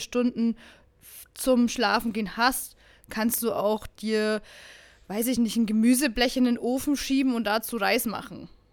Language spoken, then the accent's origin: German; Bavaria, Germany; now in Berlin, Germany; ich komme aus Bayern